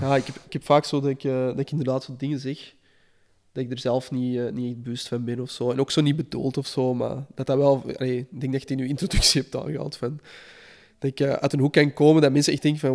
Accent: Flanders, Belgium

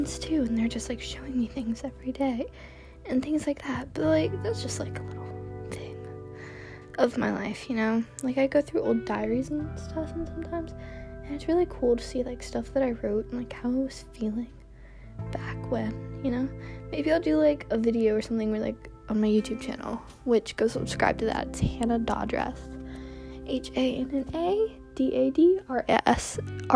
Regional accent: Georgia, United States; also born or lived in Hollywood, California / Palmdale, California; we moved to, Georgia, and that's where I live now

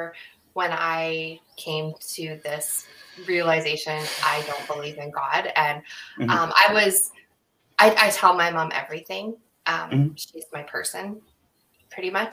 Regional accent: Vancouver, British Columbia, Canada; also born or lived in Surrey, British Columbia; I'm in British Columbia, and I grew up mostly in like the Vancouver area

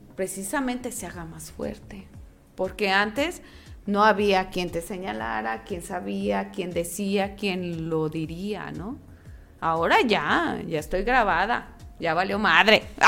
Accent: Mexico; soy mexicana

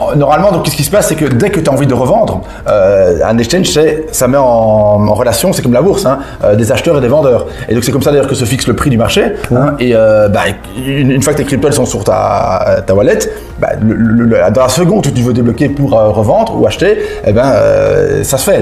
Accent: Belgium; je suis belge

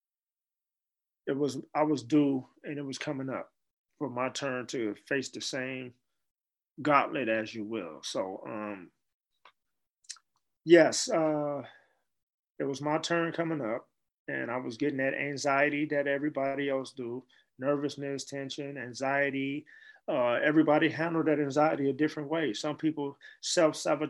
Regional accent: San Francisco, California, United States; also born or lived in Chicago, Illinois; as a child growing up in San Francisco

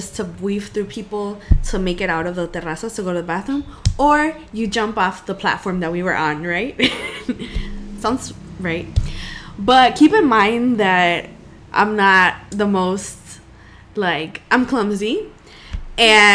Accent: United States; I'm from El Norte

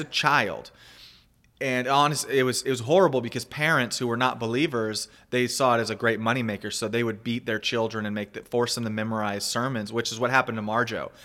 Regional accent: United States; moved away as an adult; also born or lived in Panama / Mexico; as an American myself, a, and as a missionary who I lived overseas for fifteen plus years, and just recently came back to the States

